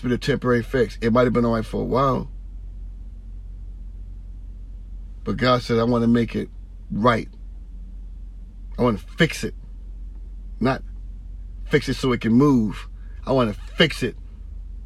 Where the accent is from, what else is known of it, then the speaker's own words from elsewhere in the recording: San Francisco and Oakland area, California, United States; now in Vallejo, United States; I'm from San Francisco and Oakland area and now Vallejo